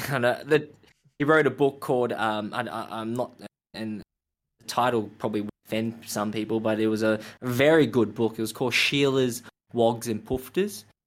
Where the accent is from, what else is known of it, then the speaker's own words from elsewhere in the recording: Melbourne, Victoria, Australia; growing up in Australia